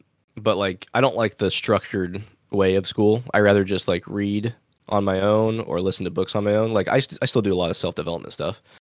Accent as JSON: {"language": "English", "country": "Japan", "tie": "born there", "said": "I was glad I was born in Japan on a military base instead of actual Japan."}